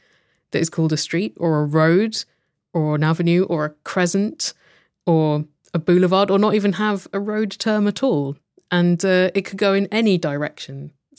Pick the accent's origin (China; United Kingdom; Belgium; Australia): United Kingdom; I come from Britain